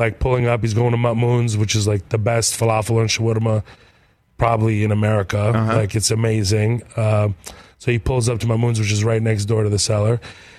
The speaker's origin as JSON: {"language": "English", "region": "Texas", "country": "United States", "said": "I'm from Texas."}